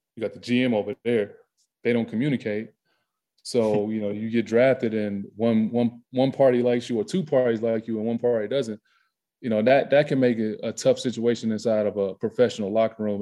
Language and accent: English; the South, United States; moved away as an adult; growing up in the South